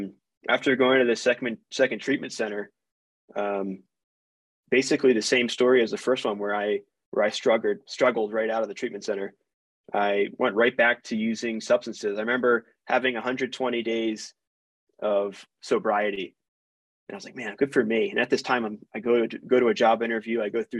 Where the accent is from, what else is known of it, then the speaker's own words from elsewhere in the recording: East Coast, United States; I'm from the East Coast. What the hell is in Utah?